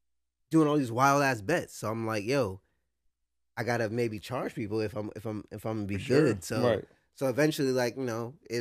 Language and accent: English; Jackson, New Jersey, United States; also born or lived in Lakewood; moving from Jackson, where I've been since the beginning of time, I came from Lakewood, but I've been in Jackson for mad long.